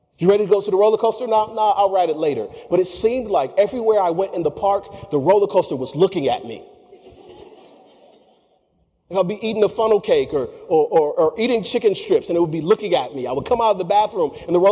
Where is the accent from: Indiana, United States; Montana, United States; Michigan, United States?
Michigan, United States; I'm from Michigan